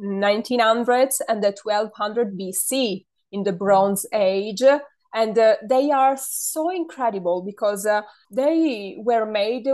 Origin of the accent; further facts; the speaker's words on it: Sardinia, Italy; accent: Sardinian; first language Sardinian; English is a second language; when we were children, we were mocked because of our Sardinian accent by Italians. But I actually love my accent